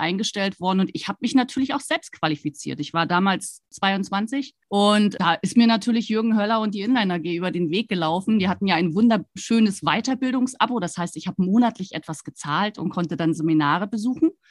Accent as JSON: {"language": "German", "town": "Rostock", "region": "Mecklenburg-Vorpommern", "country": "Germany", "tie": "born or raised there", "also_born_or_lived": "Stuttgart", "moved": "as an adult", "said": "ich bin an der Ostseeküste groß geworden in Rostock"}